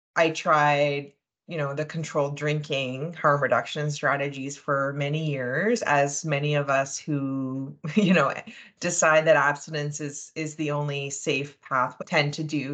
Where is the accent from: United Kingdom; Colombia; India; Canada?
Canada; New Brunswick; moved away as an adult; also born or lived in Montreal, Quebec; now in Calgary, Canada; I'm actually originally from the East Coast, so I grew up in New Brunswick.